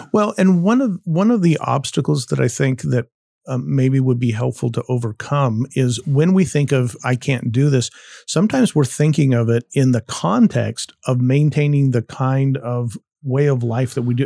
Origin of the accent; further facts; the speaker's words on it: United States; I am an American